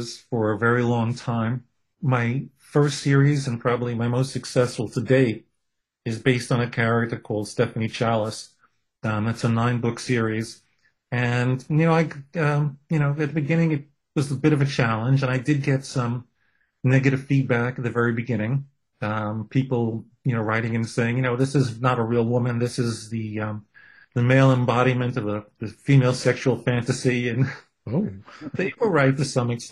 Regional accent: New York City, New York, United States; I'm a kid from Brooklyn, from a, you know, with a Jewish heritage

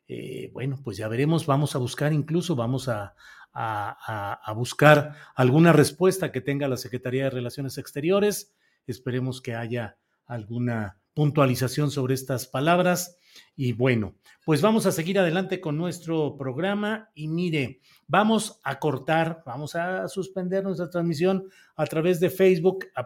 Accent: Mexico; también como mexicana a mí me hace mucho ruido ver tanto movimiento del embajador que va a Palacio Nacional

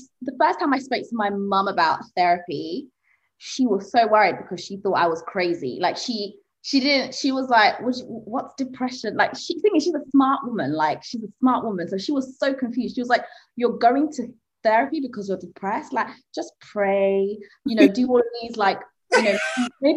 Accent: Zanzibar, Tanzania; I'm from Zanzibar, and like I think there's probably like one psychotherapist on that whole island

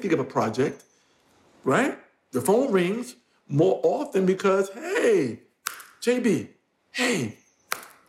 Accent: New York, United States; I'm a New Yorker

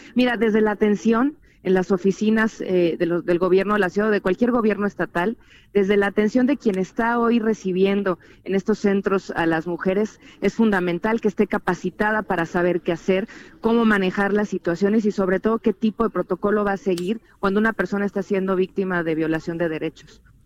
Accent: Chilango, Mexico City, Mexico; los chilangos la esperamos

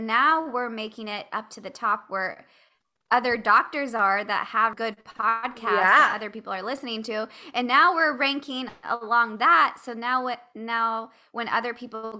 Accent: California, United States; I'm from California

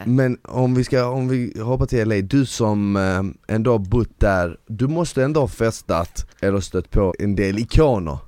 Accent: Bosnia & Herzegovina; now in Sweden; jag är född i Bosnien

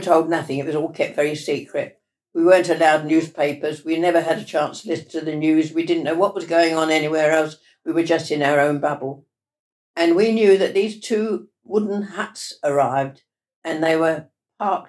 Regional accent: Ilford, London, United Kingdom; also born or lived in Plymouth / Glasgow; I was born in Ilford in Essex

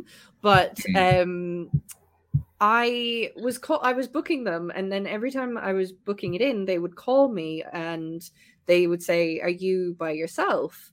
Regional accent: West Cork, Munster, Ireland; moved away as an adult; now in United Kingdom; I'm from West Cork, which is close to Kerry

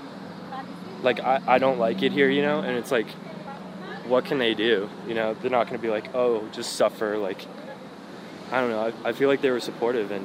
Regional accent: Palm Beach, Florida, United States; now in Miami, United States; I grew up in Palm Beach, which is an hour and a half away

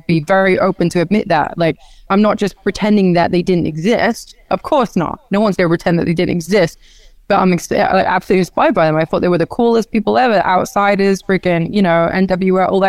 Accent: Norwich, East of England, United Kingdom; moved away as an adult; now in United States; when I was younger in my Norwich days

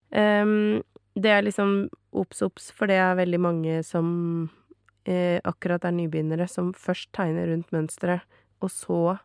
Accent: Norway; Men jeg er norsk

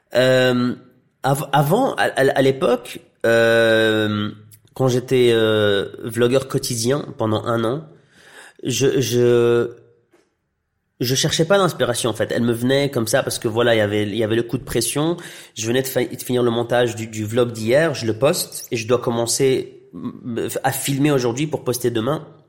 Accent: Tunisia; first language Arabic; French is a second language; moved away; also born or lived in Iraq / Belgium; je suis d'origine euh, irakienne. J'ai grandi en Tunisie, donc mon enfance était était en arabe. Puis j'ai transitionné en Belgique pendant 12 ans, donc français.

